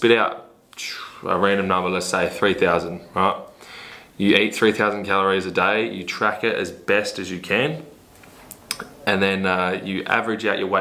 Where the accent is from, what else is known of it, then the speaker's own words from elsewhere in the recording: Port Lincoln, South Australia, Australia; moved away; also born or lived in Adelaide, South Australia; I'm originally a country boy from Port Lincoln in South Australia.